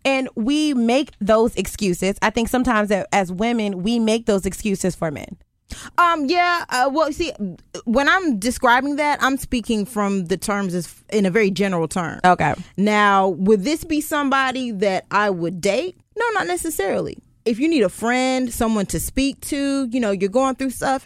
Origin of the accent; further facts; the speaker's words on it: Goldsboro, North Carolina, United States; moved away as an adult; also born or lived in Charlotte, North Carolina; now in Richmond, United States; I'm from Charlotte. Well, I'm actually from Goldsboro, North Carolina, by way of Charlotte